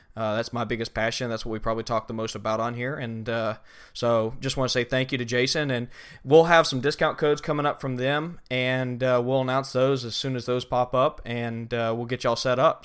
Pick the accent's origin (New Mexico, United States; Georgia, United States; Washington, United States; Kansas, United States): Georgia, United States; Southeast; also born or lived in New Orleans; I grew up hunting in Southeast Georgia